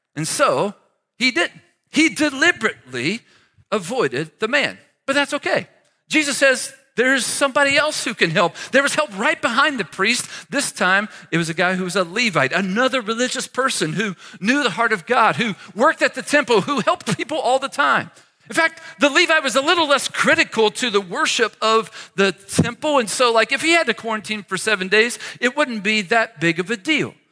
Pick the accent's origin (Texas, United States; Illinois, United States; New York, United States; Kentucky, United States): Kentucky, United States; near Cincinnati, Ohio, Northern; I grew up near Cincinnati, Ohio, in the great state of Kentucky